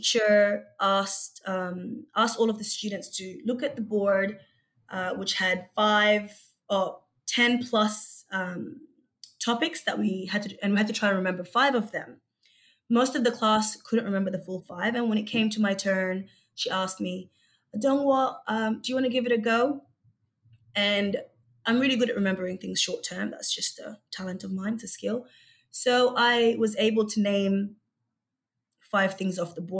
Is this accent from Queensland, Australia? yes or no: yes; Brisbane, Queensland, Australia; English is a second language; also born or lived in Egypt / Melbourne; I came to Australia just before I turned 8 years old, and I originally grew up in Brisbane